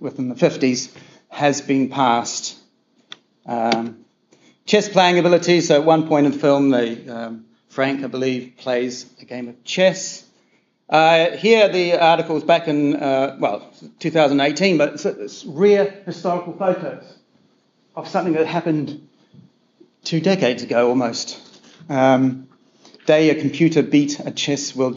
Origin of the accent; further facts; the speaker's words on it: New Zealand; I'm a New Zealander